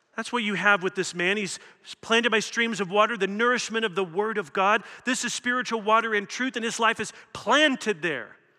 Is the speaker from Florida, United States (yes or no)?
no; Louisville, Kentucky, United States; I come from Louisville, Kentucky